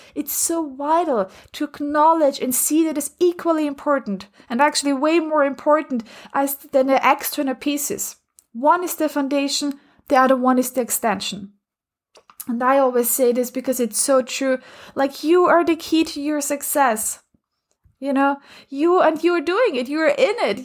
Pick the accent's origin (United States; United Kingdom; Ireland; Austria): Austria; moved away; I'm originally from Austria